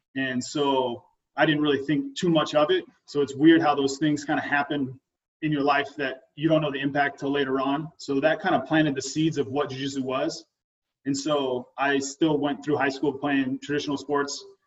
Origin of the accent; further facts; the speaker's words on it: Oregon, United States; I've lived in Oregon my whole life